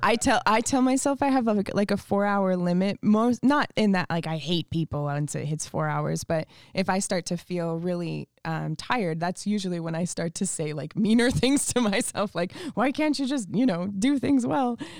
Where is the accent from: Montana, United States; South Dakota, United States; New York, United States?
Montana, United States; also born or lived in Canada; now in California, United States; we moved to Montana when I was five years old